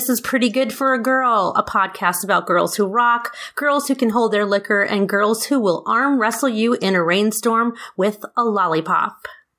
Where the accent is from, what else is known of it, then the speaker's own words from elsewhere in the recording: New York, United States; I'm also a New Yorker originally. Mm-hmm. And us New Yorkers love our rye.